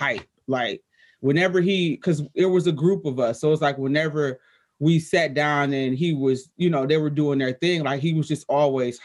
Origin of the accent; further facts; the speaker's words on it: Detroit, Michigan, United States; I'm 13, 14, black girl from Detroit. I don't even think I mentioned that, but I'm from Detroit